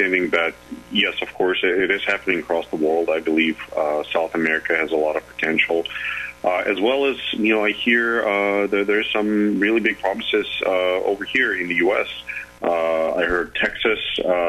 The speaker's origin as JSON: {"language": "English", "country": "Russia", "moved": "as an adult", "lives_now": "Charlottesville, United States", "said": "I am originally from Russia, and that's kind of where I started working"}